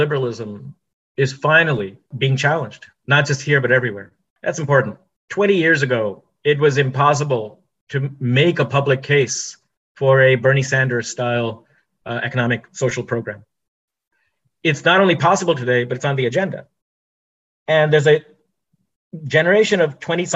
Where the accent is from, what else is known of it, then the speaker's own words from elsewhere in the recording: India; now in United States; I'm an Indian